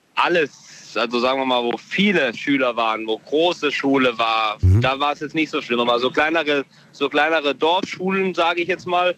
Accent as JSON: {"language": "German", "town": "Bad Kreuznach", "region": "Rhineland-Palatinate", "country": "Germany", "said": "Ich komme aus Bad Kreuznach"}